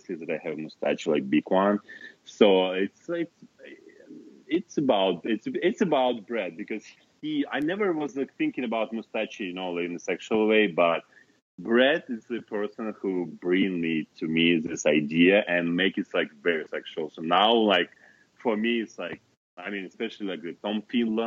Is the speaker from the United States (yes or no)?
no; Kazakhstan; English is a second language; moved away as an adult; also born or lived in Moscow, Russia; it was in my hometown, in Kazakhstan, in my hometown, so before Moscow.